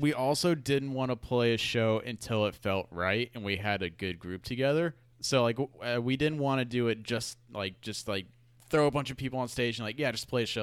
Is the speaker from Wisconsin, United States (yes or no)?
no; Houston, Texas, United States; moved away as an adult; now in San Antonio, United States; I grew up in Houston